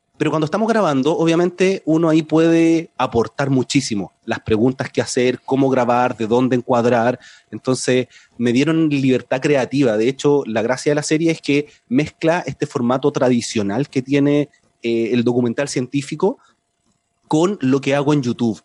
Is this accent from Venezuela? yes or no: no; Chile; accent: Chilean; mi acento en el podcast, eh, acento chileno, y yo hablo normal, no trato de cambiar mi acento